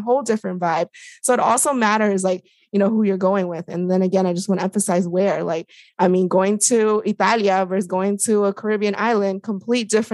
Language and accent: English; DC area, Northern Virginia, United States; I grew up in the Northern Virginia, DC area.